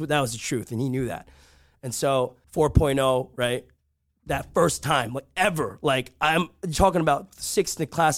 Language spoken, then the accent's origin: English; Rutherford, New Jersey, United States; I grew up in Rutherford, New Jersey